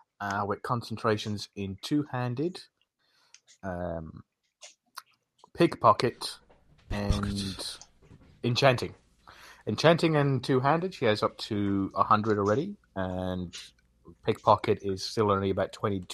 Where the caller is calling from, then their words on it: Essex, East of England, United Kingdom; I'm calling in from Essex in England.